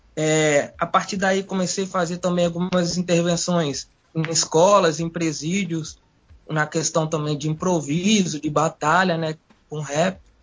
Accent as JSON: {"language": "Portuguese", "town": "Vitória", "region": "Espírito Santo", "country": "Brazil", "tie": "born or raised there", "said": "Cresci ali na região de Taboazeiro, né, mano? Vivi ali, fui nascido e criado ali, até os meus 24 anos"}